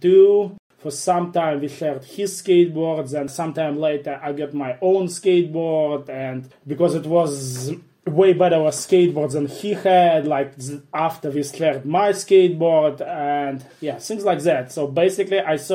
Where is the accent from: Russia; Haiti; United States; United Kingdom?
Russia; Cheboksary, Chuvash Republic; I grew up in Cheboksary